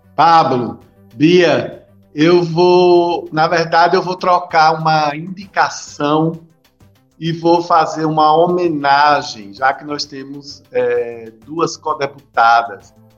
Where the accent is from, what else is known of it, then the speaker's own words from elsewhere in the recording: Juazeiro, Bahia, Brazil; Eu falo da Bahia, eu sou de Juazeiro, do outro lado Petrolina